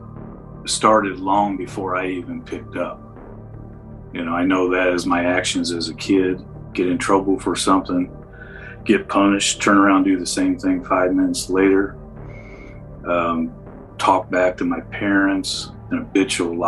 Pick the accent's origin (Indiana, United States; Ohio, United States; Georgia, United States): Indiana, United States; Indianapolis; also born or lived in Speedway, Indiana; I moved from Pike Township in the middle of the eighth grade and went to Fulton Junior High